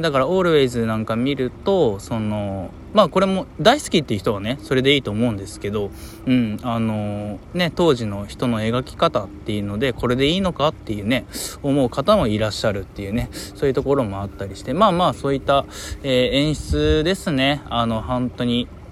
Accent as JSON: {"language": "Japanese", "region": "Hiroshima", "country": "Japan", "tie": "born or raised there", "said": "僕の地元、広島"}